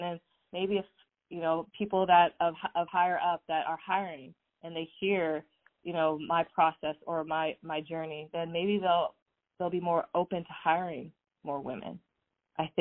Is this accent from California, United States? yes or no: yes; Southern California, United States; I grew up in Southern California